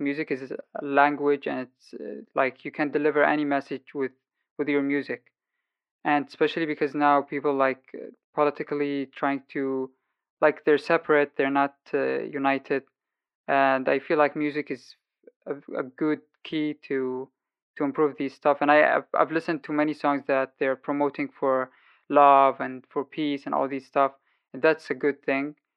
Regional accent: Sana'a, Amanat Al Asimah, Yemen; moved away as an adult; now in Germany; lived my whole life in Yemen, Sana'a, the capital city. And uh, five years ago, I left the country after the war outbreak

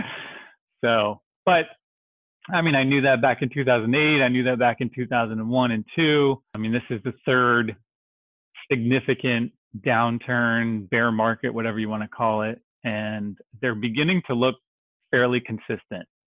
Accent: Dallas, Texas, United States; also born or lived in Dixon, Illinois; I grew up in North Dallas

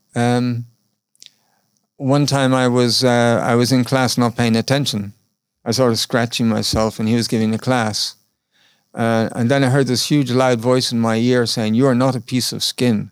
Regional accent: Ireland; moved away as an adult; I'm just from Ireland

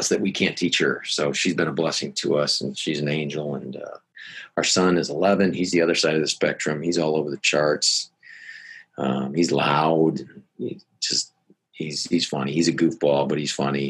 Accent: Gaylord, Michigan, United States; I grew up in Gaylord, Michigan, small high school

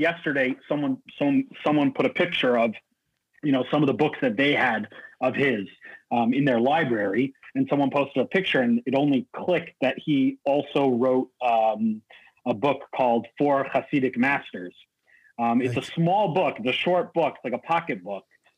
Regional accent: San Diego, California, United States; growing up in La Jolla

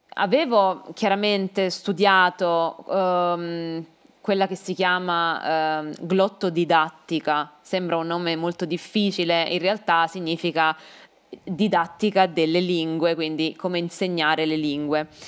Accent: Caserta, Campania, Italy; born there; io sono nata uh, a Caserta perché mio padre e mia madre vivevano lì. Uh, Caserta si trova vicino Napoli, a una mezz'ora di strada da Napoli, quindi in Campania.

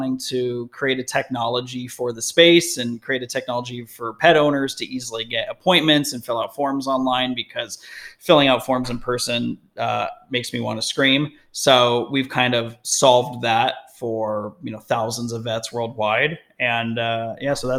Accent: Las Vegas, Nevada, United States; moved away as an adult; also born or lived in Denver, Colorado; now in Newport Beach, United States; I'm born and raised in Vegas

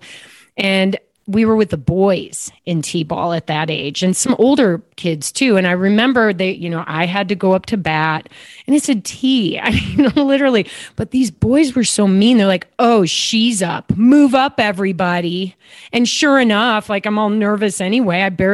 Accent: Downers Grove, Illinois, United States; I grew up actually outside of Chicago in a little town called Downers Grove, Illinois

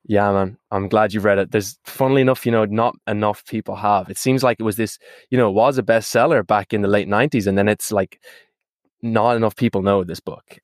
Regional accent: Ireland; moved away; If you can't tell from my accent, it's because I'm from that small little island on the, uh, west coast of Europe called Ireland

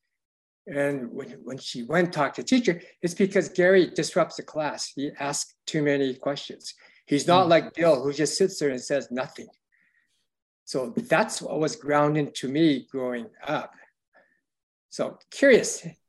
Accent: Canada; being Chinese Canadian growing up.

